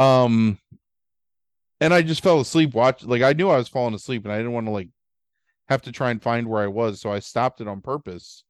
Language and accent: English; Baltimore, Maryland, United States; we grew up in Baltimore